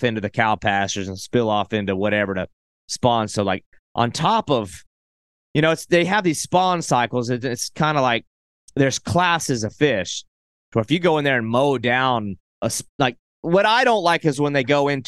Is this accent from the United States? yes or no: yes; South Carolina, United States; my home state is South Carolina.